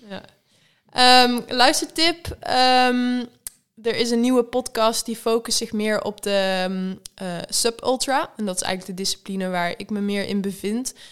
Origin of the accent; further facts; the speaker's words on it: Netherlands; wij als Nederlanders